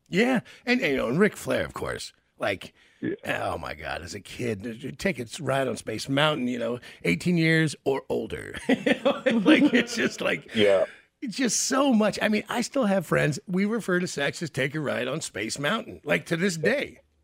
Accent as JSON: {"language": "English", "town": "Memphis", "region": "Tennessee", "country": "United States", "tie": "born or raised there", "said": "I grew up with in Memphis, Tennessee"}